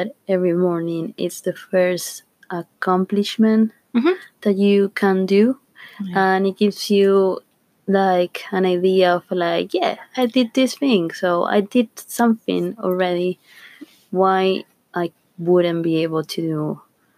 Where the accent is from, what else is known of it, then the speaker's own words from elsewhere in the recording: Argentina; now in United Kingdom; I'm 29 years old. I'm from Argentina